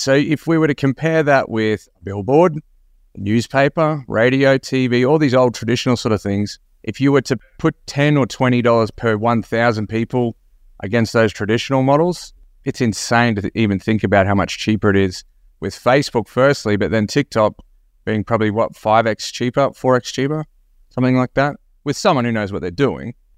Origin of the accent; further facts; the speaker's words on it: Australia; Another fellow Aussie